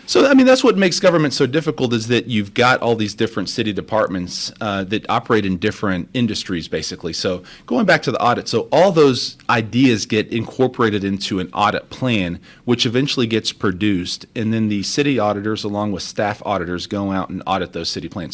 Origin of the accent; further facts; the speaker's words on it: Crosby, Texas, United States; also born or lived in Baytown, Texas / Mexico; I grew up in Crosby, so I was born in Baytown, Texas